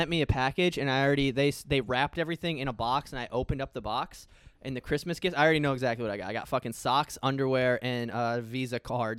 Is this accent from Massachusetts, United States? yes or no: no; Iowa, United States; now in South Florida, United States; there's a furniture store in my hometown that is just all Amish